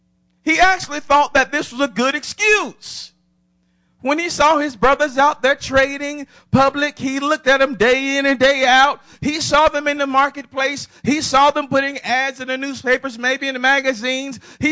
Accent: Atlanta, Georgia, United States; Now, my high school's Atlanta. I'm from Atlanta.

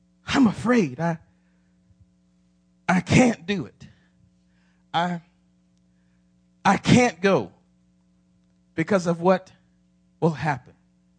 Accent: Atlanta, Georgia, United States; Now, my high school's Atlanta. I'm from Atlanta.

